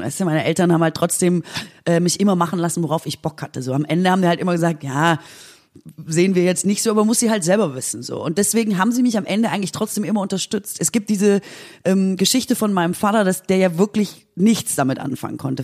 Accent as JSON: {"language": "German", "town": "Aalen", "region": "Baden-Württemberg", "country": "Germany", "moved": "yes", "said": "ich komme ja aus Aalen, also wirklich aus, aus der schwäbischen Provinz"}